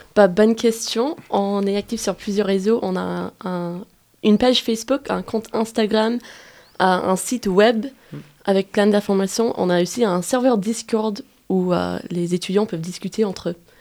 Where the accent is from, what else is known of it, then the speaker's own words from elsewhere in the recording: United States; French is a second language; now in Grenoble, France; Je suis américaine des États-Unis et j'ai fait ma licence ici